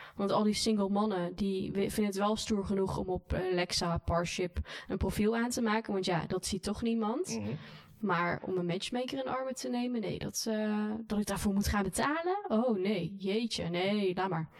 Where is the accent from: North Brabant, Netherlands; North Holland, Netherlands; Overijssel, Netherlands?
North Brabant, Netherlands; moved away; also born or lived in Randstad / Hilversum; ik ben zeker wel in hart en nieren ben ik echt wel een Brabander